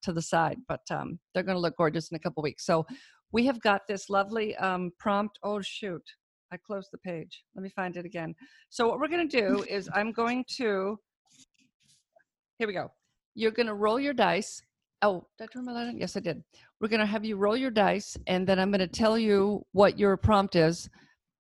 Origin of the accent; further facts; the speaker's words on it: Auburn, California, United States; I grew up in Auburn. Well, after I was 12, we moved there, so I went to Sac State